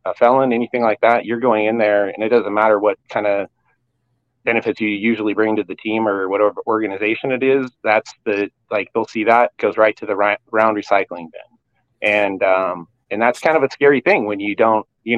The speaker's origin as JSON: {"language": "English", "town": "Eugene", "region": "Oregon", "country": "United States", "tie": "born or raised there", "said": "Originally I'm born and raised in Eugene"}